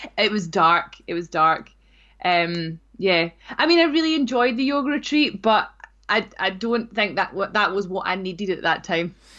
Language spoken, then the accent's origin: English; North Ayrshire, Scotland, United Kingdom; I grew up in North Ayrshire